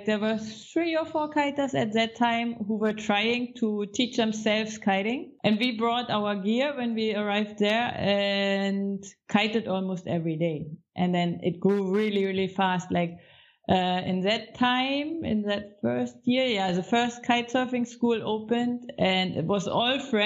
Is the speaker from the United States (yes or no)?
no; Baltic Sea, Northern Germany, Germany; moved away as an adult; also born or lived in Egypt; I'm coming from the Baltic Sea, north of Germany